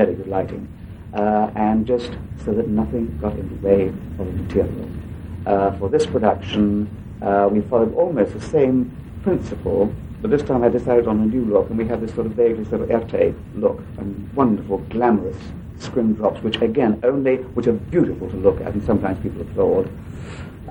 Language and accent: English; England, United Kingdom; accent: old-fashioned English; my old-fashioned English voice